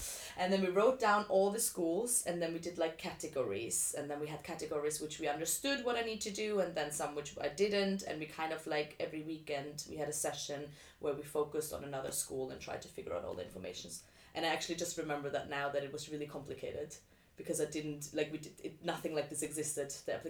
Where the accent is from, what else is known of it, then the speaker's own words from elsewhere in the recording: Vienna, Austria; moved away as an adult; now in London, United Kingdom; I am originally from Austria, and I grew up in Vienna, and I stayed there until I was 18.